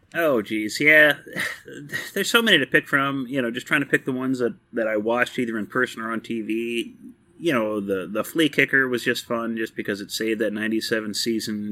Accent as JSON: {"language": "English", "region": "Texas", "country": "United States", "tie": "born or raised there", "moved": "yes", "said": "I am from Texas originally."}